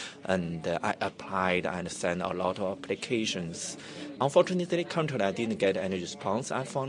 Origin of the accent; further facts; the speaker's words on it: China; moved away as an adult; also born or lived in Shanghai; now in Auckland, New Zealand; I come from China, and I have been here for only 1 month.